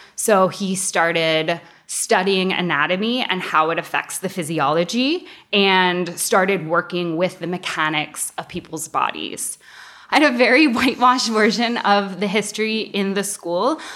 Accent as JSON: {"language": "English", "country": "United States", "tie": "born or raised there", "moved": "yes", "lives_now": "Canada", "said": "Growing up in the States"}